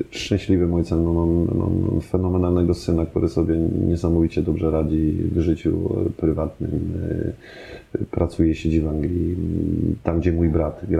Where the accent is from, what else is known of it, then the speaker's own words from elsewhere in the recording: Germany; born there; się urodziłem w Niemczech, to czemu nie mówię po niemiecku?